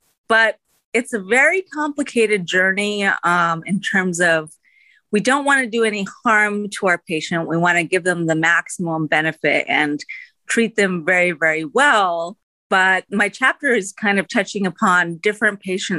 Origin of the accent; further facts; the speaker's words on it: United States; I was born in the United States, so I'm first generation Indian American